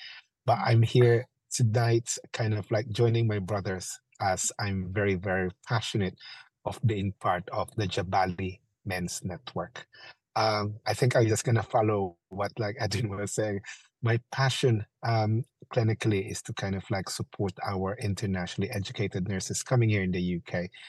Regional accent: Philippines; moved away as an adult; now in United Kingdom; I'm from the Philippines, internationally educated nurse that came in this country in 1998. So I'm actually on my 25th year living here in the UK.

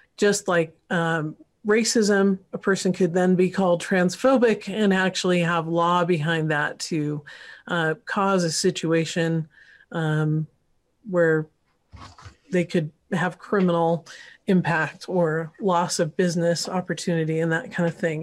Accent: Northern California, United States; moved away; I grew up partly in California, so Northern Cal, and went to U C Santa Barbara

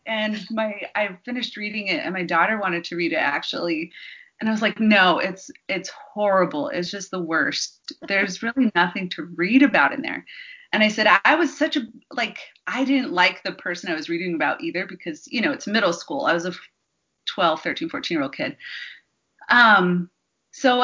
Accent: Window Rock, Arizona, United States; I grew up on the Navajo Reservation in Window Rock, Arizona.

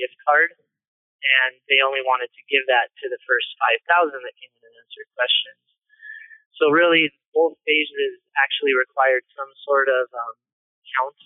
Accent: Fullerton, California, United States; I was born and raised in Southern California, Fullerton to be exact.

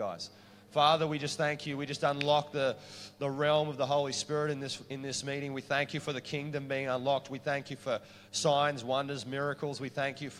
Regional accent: Queensland, Australia; I'm from Queensland

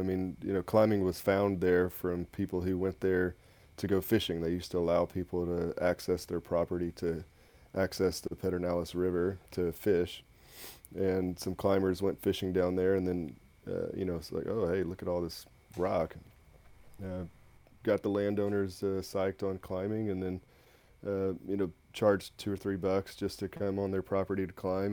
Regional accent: Northeast Texas, United States; now in Austin, United States; I'm a born and raised Texan also, but I grew up in Northeast Texas, so a little ways away from Austin

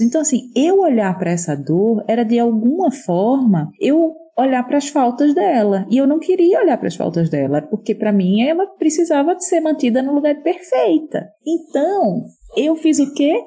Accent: Recife, Pernambuco, Brazil; moved away; ser pernambucana diz muito sobre mim, apesar de estar fora da minha terra já há muito tempo

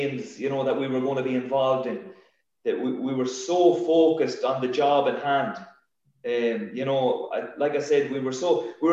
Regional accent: Sligo, Connacht, Ireland; my best year in football was that year winning a league title with my hometown club.

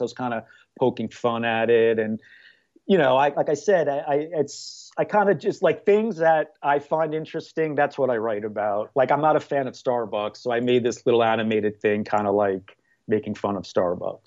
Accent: New York, United States; moved away as an adult; now in Mayfield Heights, United States; I'm from New York originally, but I moved here in two thousand five

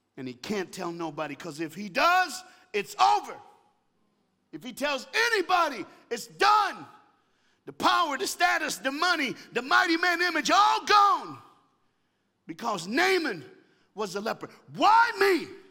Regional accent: the South, United States; I'm from the United States of America and I live in the South in the United States of America

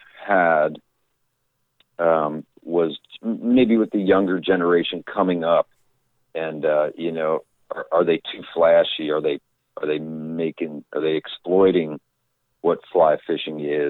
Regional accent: Thompsontown, Pennsylvania, United States; moved away as an adult; I was born and raised here in Thompsontown, Pennsylvania

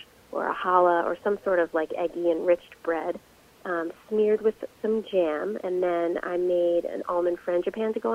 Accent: just outside of Philadelphia, Pennsylvania, United States; I grew up just outside of Philadelphia, and there's a really large Italian-American population there

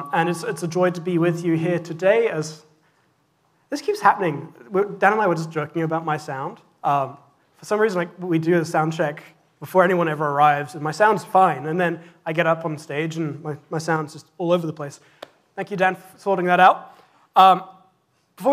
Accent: England, United Kingdom; moved away; When I was growing up in England, I went to a Church of England school

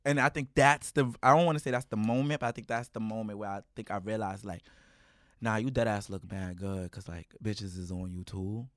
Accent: New York City, New York, United States; growing up in East New York

